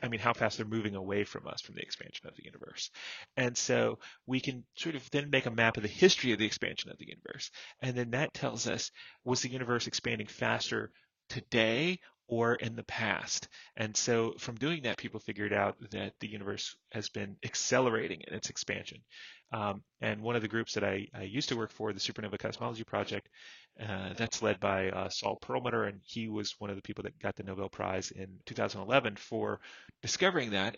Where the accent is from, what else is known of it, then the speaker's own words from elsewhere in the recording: Florida, United States; I grew up in Florida